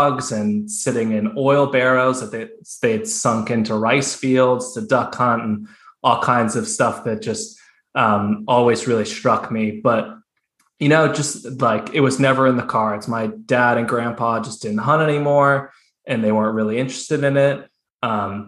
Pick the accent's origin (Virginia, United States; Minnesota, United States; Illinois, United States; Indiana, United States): Virginia, United States; Northern; I grew up in Northern Virginia in the suburbs of DC